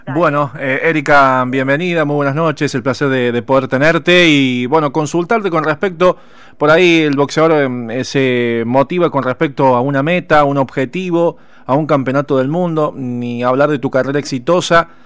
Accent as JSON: {"language": "Spanish", "town": "San Fernando", "region": "Buenos Aires Province", "country": "Argentina", "said": "yo soy de San Fernando, zona norte de Gran Buenos Aires"}